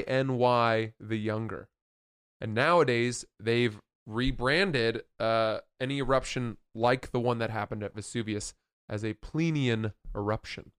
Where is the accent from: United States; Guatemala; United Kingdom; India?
United Kingdom; England; I'm English.